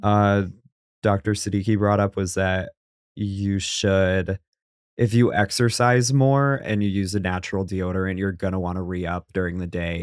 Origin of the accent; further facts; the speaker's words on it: New England, United States; I'm from New England